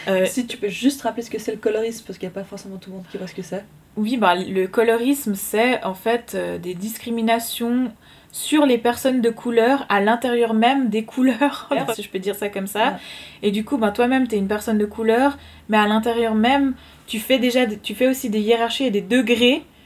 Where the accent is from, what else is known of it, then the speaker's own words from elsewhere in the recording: Switzerland; je suis suisse. Mes deux parents sont suisses